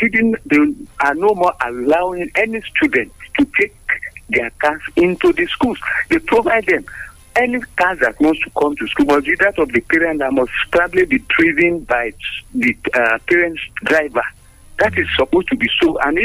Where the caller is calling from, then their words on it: Abeokuta, Ogun State, Nigeria; from Abeokuta.